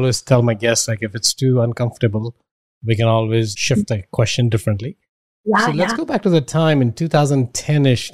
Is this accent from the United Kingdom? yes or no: no; India; now in United States; I grew up in India.